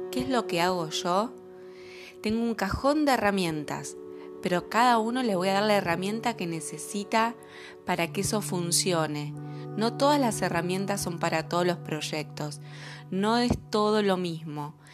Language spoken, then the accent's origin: Spanish; Entre Ríos, Argentina; now in Buenos Aires, Argentina; Soy entrerriana, viviendo hace mucho tiempo en Capital Federal, acá en Argentina